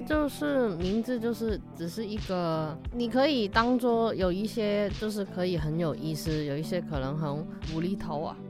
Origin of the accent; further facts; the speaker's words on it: Hong Kong; accent: Hong Kong accent; Chinese is a second language; moved away as an adult; now in Taiwan; 还是会有一点怪怪的香港腔